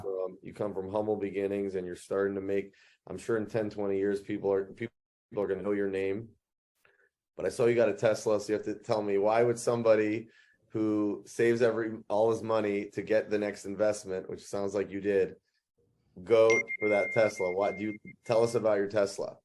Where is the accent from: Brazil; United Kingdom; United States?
United States; Cleveland, Ohio; I was born in Cleveland, Ohio